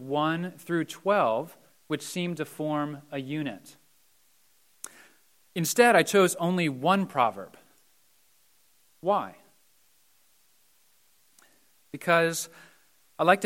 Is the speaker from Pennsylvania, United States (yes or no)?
yes; Mount Joy, Pennsylvania, United States; I grew up in Mount Joy and I graduated from Donegal.